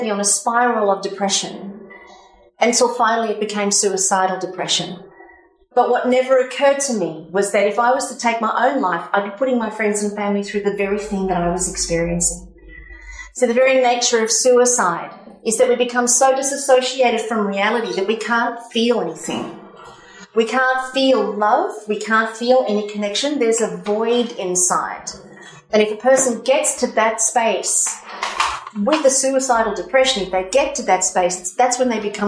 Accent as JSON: {"language": "English", "town": "Cronulla", "region": "New South Wales", "country": "Australia", "also_born_or_lived": "Sydney", "said": "So in 2001, I was living in Sydney. I'm from Cronulla"}